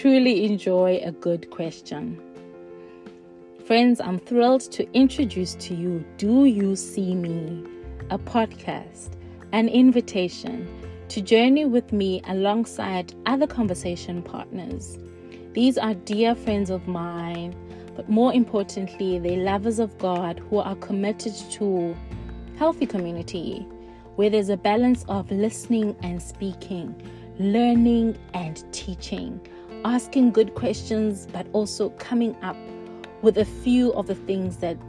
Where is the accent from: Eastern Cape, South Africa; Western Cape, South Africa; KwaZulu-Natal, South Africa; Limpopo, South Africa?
Eastern Cape, South Africa; Cradock; now in Reading, United Kingdom; Born and raised in Craddock, South Africa, now living in Reading, England